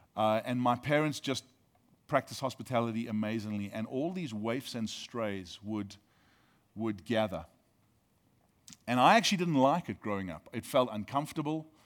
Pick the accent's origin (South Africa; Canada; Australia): South Africa; now in United States; Being South African actually means that I have dual citizenship.